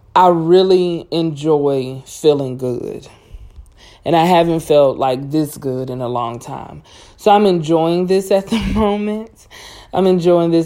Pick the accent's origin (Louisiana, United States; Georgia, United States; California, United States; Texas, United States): Louisiana, United States; Cajun; I'm Cajun, so everything come with rice